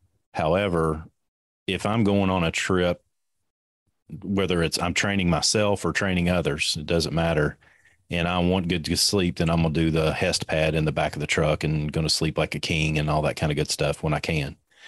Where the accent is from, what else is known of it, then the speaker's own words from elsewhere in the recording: Kentucky, United States; I'm from Kentucky.